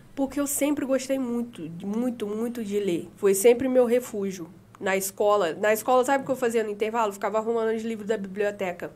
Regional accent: Valença, Brazil; moved away as an adult; Eu nasci aqui em Valença, né? Morei aqui 18 anos.

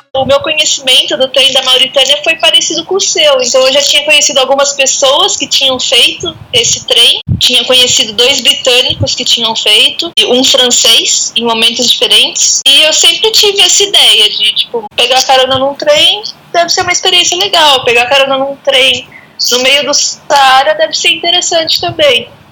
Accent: Araras, São Paulo, Brazil; aqui no interior de São Paulo, passando a quarentena aqui tranquilinha, na minha cidade natal, Araras.

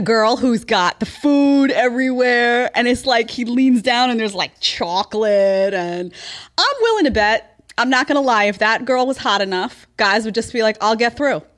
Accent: New York, United States; growing up in New York

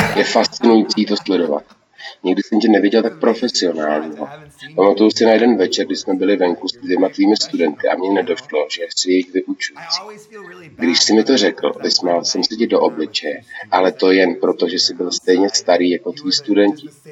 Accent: Seattle, Washington, United States; now in Los Angeles, United States; Když jsem jako malý žil v Seattlu

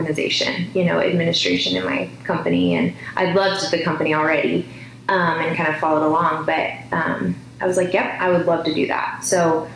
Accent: Bend, Oregon, United States; also born or lived in Gresham, Oregon / Lincoln, Nebraska; My family and I, we spent a little bit of time in Lincoln, Nebraska for a few years. And then came back to Bend when I was 8. So I've been here ever since

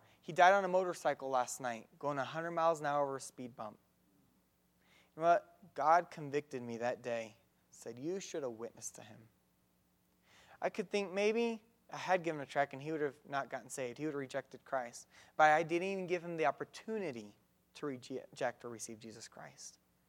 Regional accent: Mexico; No, I grew up in Mexico doing some karate for a couple years and martial arts

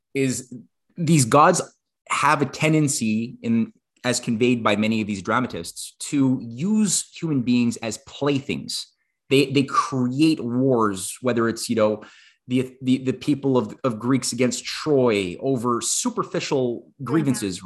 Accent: Canada

